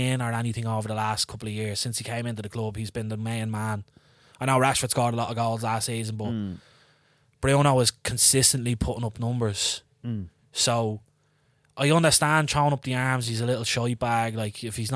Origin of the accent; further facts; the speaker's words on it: Ireland; As Irish men, living in Ireland our whole lives and our history